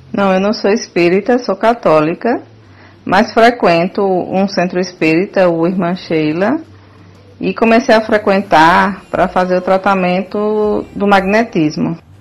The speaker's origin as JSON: {"language": "Portuguese", "town": "Paulo Afonso", "region": "Bahia", "country": "Brazil", "moved": "as an adult", "lives_now": "Aracaju, Brazil", "said": "Sou baiana de Paulo Afonso, cidade do interior, e vim morar em Aracaju"}